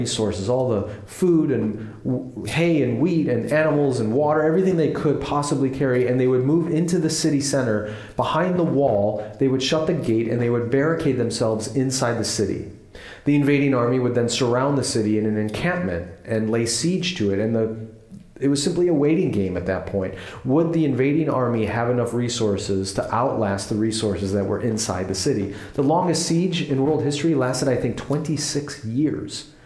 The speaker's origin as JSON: {"language": "English", "country": "United States", "said": "where we are as American Christians in the 21st century"}